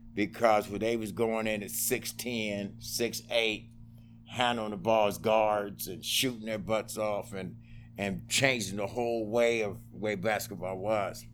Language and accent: English; Utah, United States; also born or lived in Oklahoma; I grew up in Utah, stayed there, went to, uh, junior high, high school